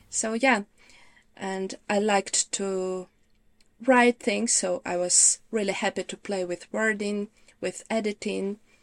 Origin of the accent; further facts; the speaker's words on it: Ukraine; English is a second language; moved away as an adult; now in United Kingdom; originally I'm from Ukraine.